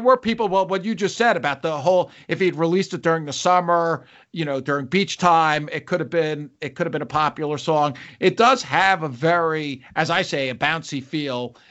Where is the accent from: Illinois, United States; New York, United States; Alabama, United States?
New York, United States; I'm a New Yorker. Uh, my family's all in New York